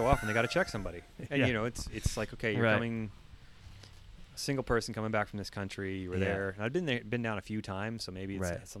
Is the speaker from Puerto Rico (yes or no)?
no; Canada; moved away; where we're coming from Canada, you can have bears roaming your neighborhood.